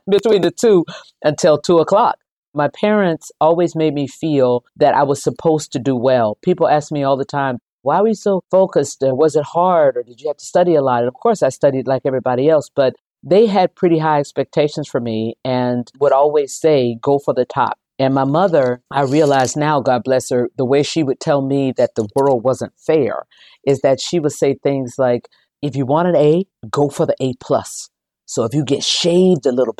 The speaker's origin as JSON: {"language": "English", "town": "Jacksonville", "region": "Florida", "country": "United States", "tie": "born or raised there", "said": "I grew up in Jacksonville, Florida"}